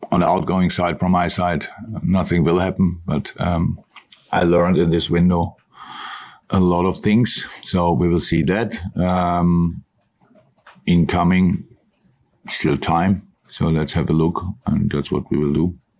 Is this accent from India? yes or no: no; Germany; moved away as an adult; now in Liverpool, United Kingdom; I am from Germany